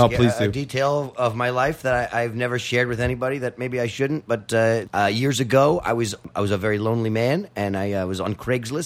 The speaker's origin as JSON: {"language": "English", "town": "New York City", "region": "New York", "country": "United States", "tie": "born or raised there", "said": "I grew up on Fifth Avenue and 11th Street."}